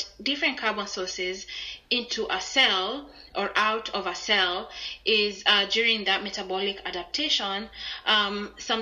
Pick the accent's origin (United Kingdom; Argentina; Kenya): Kenya; moved away as an adult; I'm from Kenya